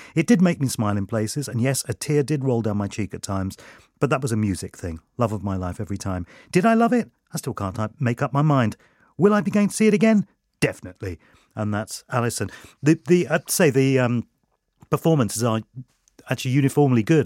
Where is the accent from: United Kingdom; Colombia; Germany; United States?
United Kingdom; London; Freddie Mercury and his family moved into West London in the area that I, uh, uh, grew up in as well